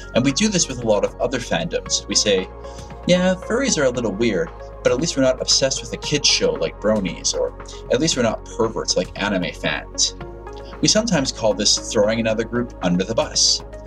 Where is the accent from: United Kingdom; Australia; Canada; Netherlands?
Canada; Being Canadian